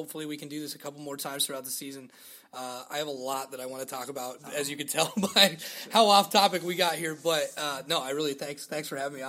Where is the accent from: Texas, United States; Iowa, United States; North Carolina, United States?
Iowa, United States; I grew up in Iowa